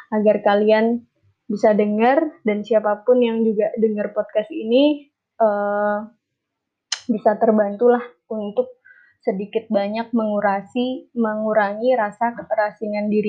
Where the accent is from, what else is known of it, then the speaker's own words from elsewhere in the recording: Java, Indonesia; accent: Javanese; Apa yang kurasa waktu aku berusaha beraksen Jakarta, padahal aku aksennya Jawa kental ya.